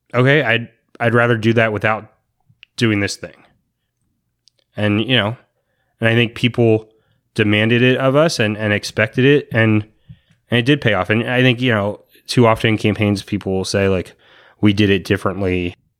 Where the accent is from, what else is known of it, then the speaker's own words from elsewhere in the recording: Virginia, United States; moved away as an adult; now in Anaheim, United States; I grew up in Virginia